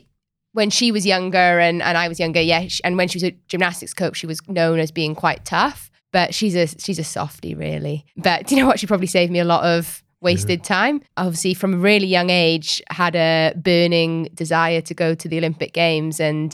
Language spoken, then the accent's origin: English; Wales, United Kingdom; Rugby. We're Welsh, remember?